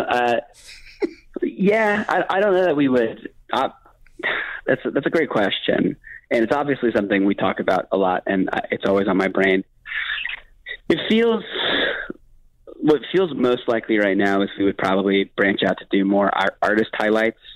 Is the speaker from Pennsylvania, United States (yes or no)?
no; Miami, Florida, United States; I'm from Miami